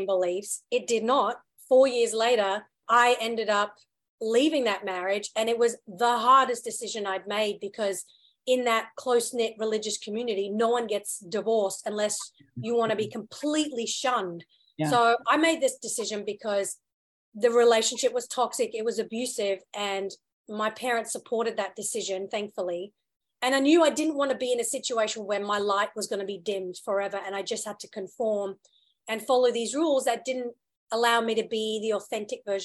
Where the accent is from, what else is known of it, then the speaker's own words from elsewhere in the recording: Australia; also born or lived in United Kingdom / India (heritage); I was born in the UK, moved to Australia when I was around 8 and did all my school and college and, you know, very formative years growing up there.